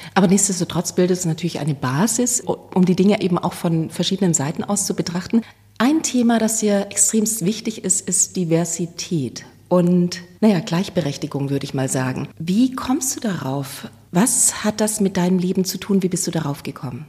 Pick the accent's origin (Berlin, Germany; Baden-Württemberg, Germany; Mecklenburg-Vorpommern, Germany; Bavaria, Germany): Baden-Württemberg, Germany; Stuttgart; ich bin in Stuttgart geboren. Es war sehr konservativ. ja. Wir sind dann aufs Land gezogen